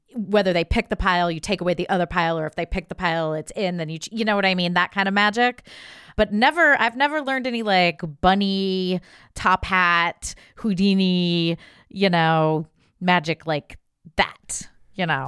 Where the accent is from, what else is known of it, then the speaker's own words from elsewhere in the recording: Ohio, United States; I'm from Ohio